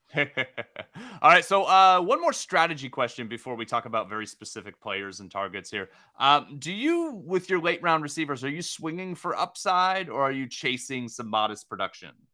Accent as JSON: {"language": "English", "region": "Oregon", "country": "United States", "said": "I'm from Oregon"}